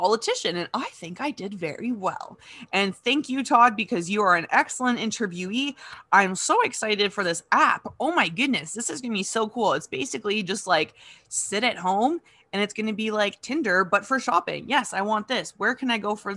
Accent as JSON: {"language": "English", "town": "Kitchener", "region": "Ontario", "country": "Canada", "tie": "born or raised there", "also_born_or_lived": "Sault Ste. Marie, Ontario", "moved": "as an adult", "lives_now": "North Perth, Canada", "said": "growing up in Kitchener"}